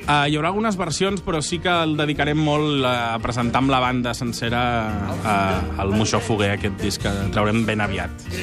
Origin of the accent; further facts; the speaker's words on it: Vilanova i la Geltrú, Catalonia, Spain; Copalotus som un grup de Vilanova, com més dit, amb un component tarragoní